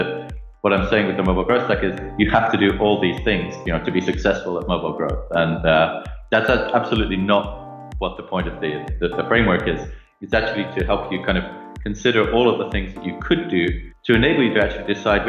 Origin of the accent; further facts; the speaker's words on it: Leicester, East Midlands, United Kingdom; accent: generic; So I grew up in the UK. You might not be able to tell that from my accent, which has got a lot more sort of generic over the years. But I grew up in a little village like shortly outside of a city called Leicester in the United Kingdom.